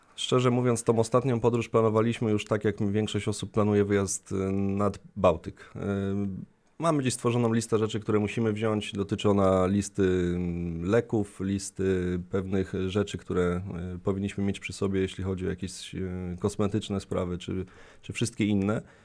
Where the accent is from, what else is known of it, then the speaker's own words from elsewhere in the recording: Koszalin, West Pomeranian Voivodeship, Poland; moved away; pochodzę z nadmorza, z Koszalina